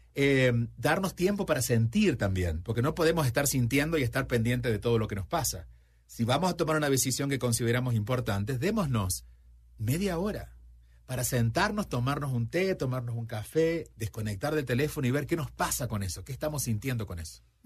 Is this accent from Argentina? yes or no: yes; Argentina; cuando yo tenía 5 o 6 años, yo nací en Argentina, vivía en un pueblo